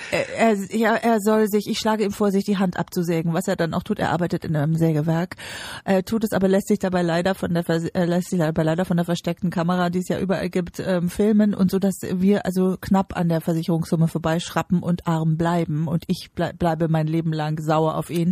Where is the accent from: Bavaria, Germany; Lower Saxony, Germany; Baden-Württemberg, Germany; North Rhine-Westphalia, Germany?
Bavaria, Germany; Ich komme aus Bayern, ich bin in Bayern geboren.